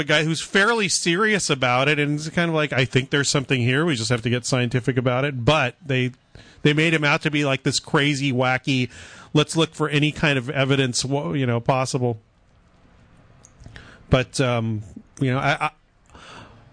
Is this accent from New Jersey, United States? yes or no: no; San Diego, California, United States; moved away; I grew up many years in San Diego